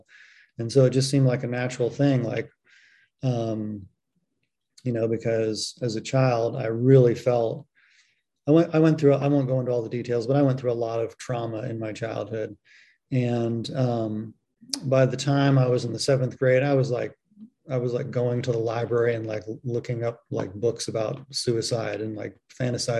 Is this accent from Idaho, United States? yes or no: no; San Francisco Bay Area, California, United States; I grew up in the San Francisco Bay Area